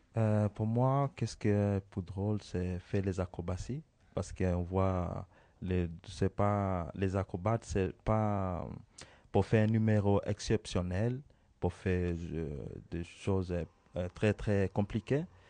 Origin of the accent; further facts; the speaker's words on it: Kenya; moved away; je viens d'Origine Kenya